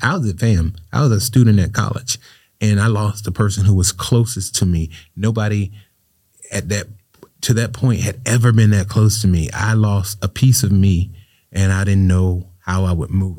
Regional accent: Riviera Beach, Florida, United States; I grew up right here in Revere Beach

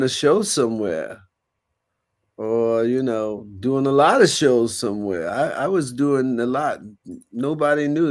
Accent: New York City, New York, United States; I'm from Queensbridge. But not born, but raised.

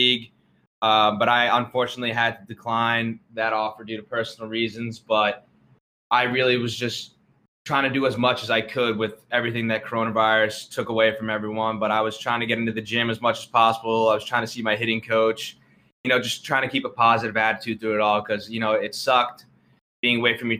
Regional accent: New Jersey, United States; I'm from New Jersey

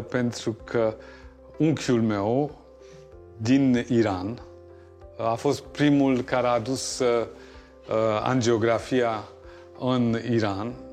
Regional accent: Germany; moved away as an adult; now in Romania; eu sunt născut și crescut în Germania și am început și studiile mele în Germania. Uh, am continuat în România ca pentru un an, doi

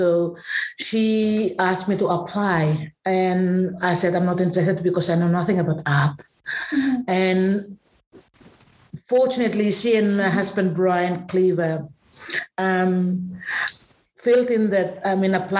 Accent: Bougainville, Papua New Guinea; now in Australia; I am originally from Bougainville, and I'm from the Nakariba clan of Buka.

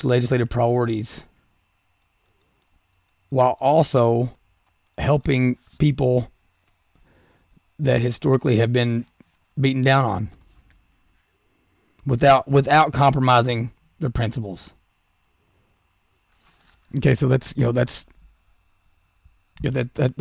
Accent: Southeastern Kentucky, United States; I'm from Southeastern Kentucky.

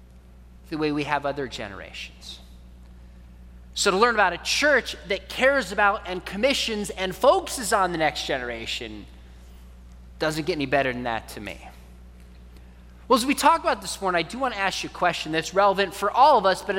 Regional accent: California, United States; also born or lived in Richardson, Texas; I was born in Richardson, not far from here, even though I grew up in California

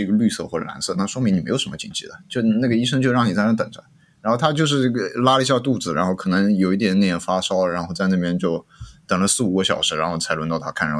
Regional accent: China; 中国，因为我父母是医生啊，所以我对这个中国这这个基层的这个医疗情况是还是就是耳濡，就我小小时候在医院里长大的嘛

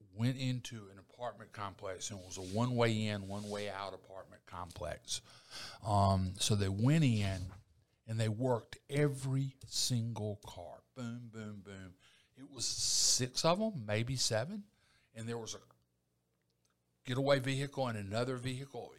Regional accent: Eufaula, Alabama, United States; now in Columbus, United States; I was raised in Eufaula.

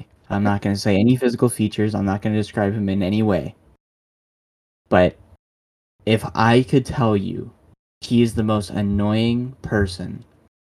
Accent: Michigan, United States; I'm from Michigan. I live in Michigan

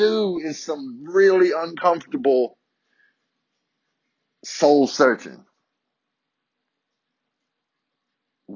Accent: Virginia, United States; born and raised in Virginia, Southern white boy

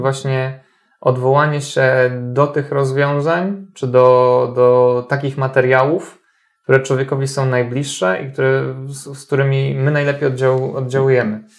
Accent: Tricity, Pomeranian Voivodeship, Poland; Ja pochodzę z Trójmiasta

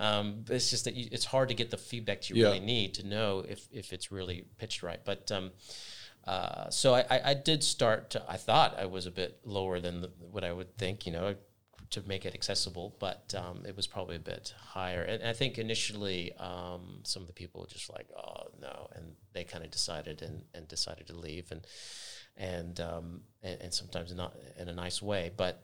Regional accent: United States; now in New Zealand; Whenever I've started somewhere new, even in New Zealand, like I'm coming from America, I had to adjust

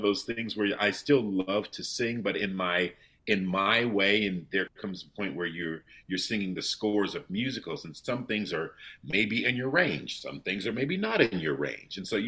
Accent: Ohio, United States; also born or lived in New York / Germany; now in London, United Kingdom; I grew up in the Midwest, in Ohio

